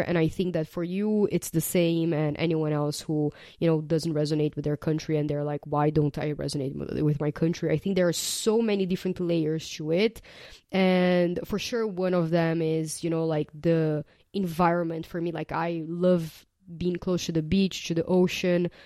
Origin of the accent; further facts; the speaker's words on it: Brazil; moved away as an adult; I was born and raised in Brazil